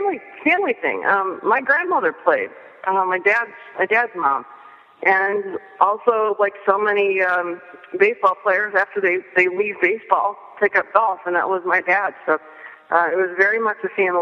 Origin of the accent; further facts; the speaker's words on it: upstate New York, United States; moved away; also born or lived in South Carolina; where I grew up in South Carolina, in upstate New York